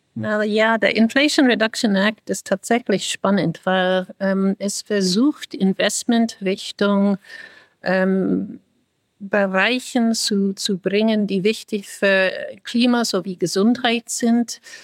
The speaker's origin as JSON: {"language": "German", "country": "United States", "also_born_or_lived": "Europe", "second_language": "German", "moved": "yes", "lives_now": "Germany", "said": "ich bin Amerikanerin, die jetzt in, in Europa wohnt"}